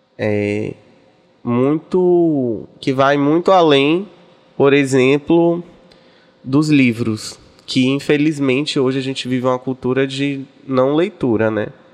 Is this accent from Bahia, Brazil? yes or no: yes; Salvador, Bahia, Brazil; also born or lived in Corrente, Piauí / Rio de Janeiro; eu me criei em Salvador. Eu vim pra aqui muito novinha, com minha mamãe.